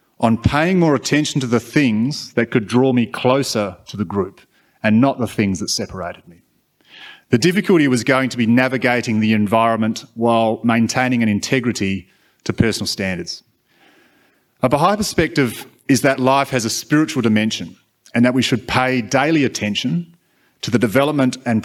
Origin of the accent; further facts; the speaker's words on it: Australia; as a white male growing up in Australia in the 90s